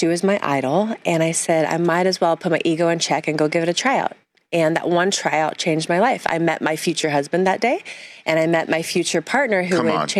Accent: Santa Cruz, California, United States; I grew up in Santa Cruz.

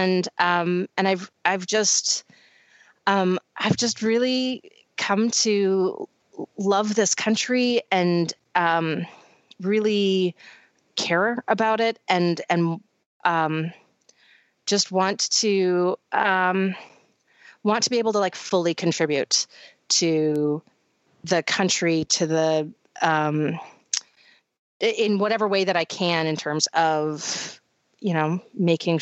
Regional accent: Canada; now in United States; Canada will always also be my country of origin and my home.

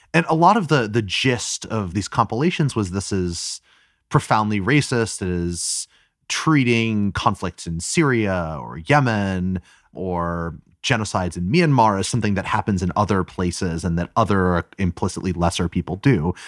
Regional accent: United States; an American and an American politics observer

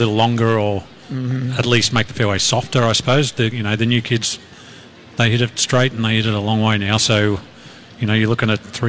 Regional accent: Sydney, New South Wales, Australia; Yes, well, yes. Yeah. We're far more educated in Sydney.

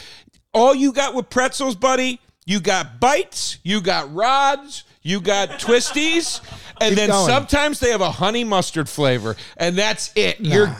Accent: Philadelphia, Pennsylvania, United States; I'm from Philly.

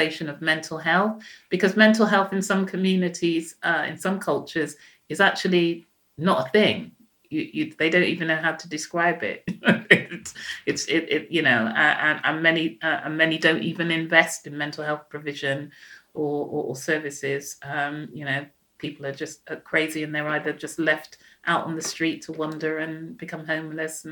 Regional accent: Jamaica; now in United Kingdom; I'm Jamaican

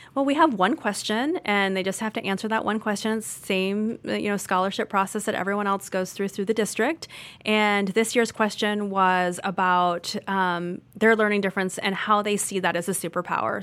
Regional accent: Orange County, California, United States; moved away; I grew up in Orange County, California

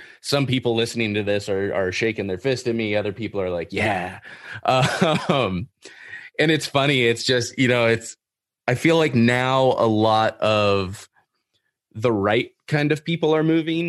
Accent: California, United States; being a Californian

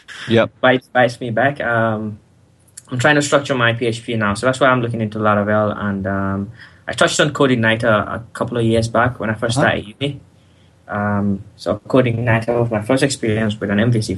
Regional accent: Gambia; moved away as an adult; now in United Kingdom; because I'm not natively from the UK. I'm from the Gambia.

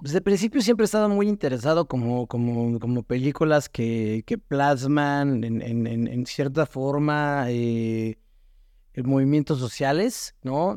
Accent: Mexico

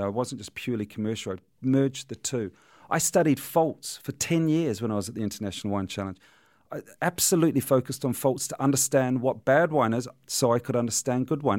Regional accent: New Zealand; I'm a New Zealander

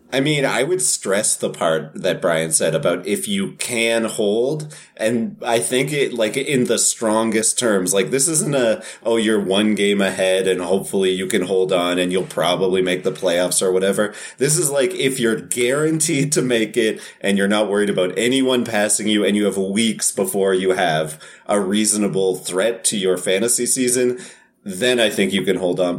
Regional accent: Canada; I'm Canadian

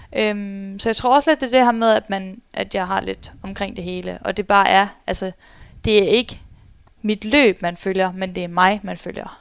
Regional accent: Skive, Central Denmark Region, Denmark; also born or lived in Spain; now in Aarhus, Denmark; stammer jeg faktisk oprindeligt fra Skive af

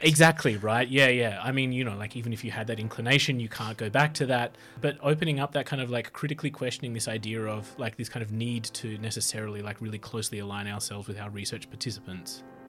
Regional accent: Australia; I'm white Australian, uh, from a small country town

